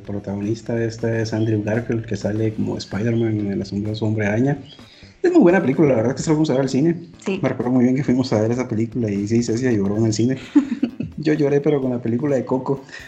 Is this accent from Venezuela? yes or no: no; Guatemala Department, Guatemala; aquí en Guatemala nosotros dividimos los lugares por departamentos, nosotros somos del departamento de Guatemala